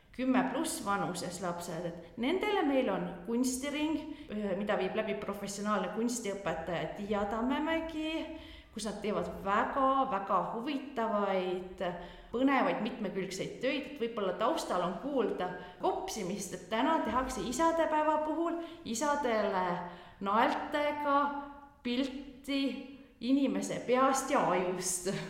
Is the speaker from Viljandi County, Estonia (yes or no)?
yes; Veelikse, near Mõisaküla, Viljandi County, Estonia; moved away as an adult; also born or lived in Tartu; now in Belgium; kasvasin üles Mõisaküla lähedal Veeliksel vanaema ja vanaisa juures talus